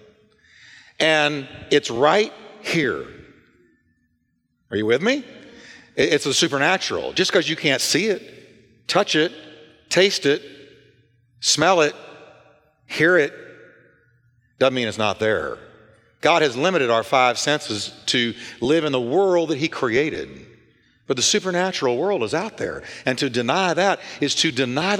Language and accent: English; Richardson, Texas, United States; now in Fort Worth, United States; I was raised in Richardson, Texas, but during that time, Dallas was my city.